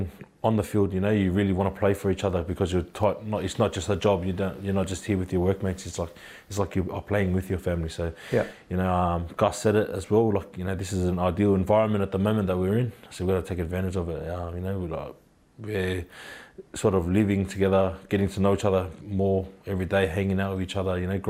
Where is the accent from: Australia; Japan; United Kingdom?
Australia; Queensland; also born or lived in New Zealand; I was born in Queensland